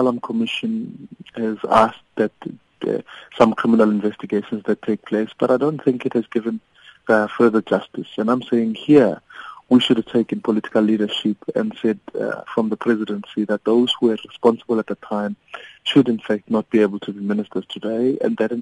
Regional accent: South Africa; as the South African people

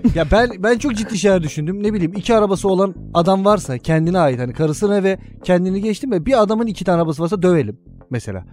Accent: Istanbul, Turkey; Biz daha doğma büyüme Kadıköylüyüz, İstanbulluyuz, Bayrampaşalıyız

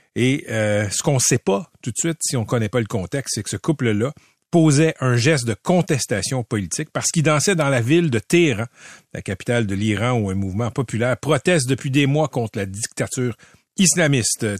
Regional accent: Quebec, Canada; le Québec n'a pas le choix que de l'être parce qu'on est ce qu'on est, un peuple très minoritaire euh, en, Amérique du Nord, dont le français est le socle

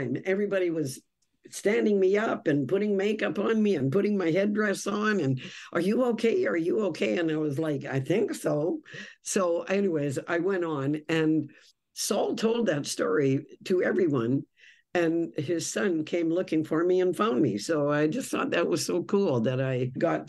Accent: Victoria, British Columbia, Canada; We're both from Victoria

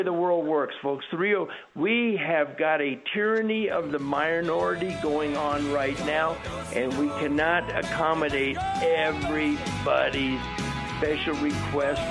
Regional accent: United States; I'm an American

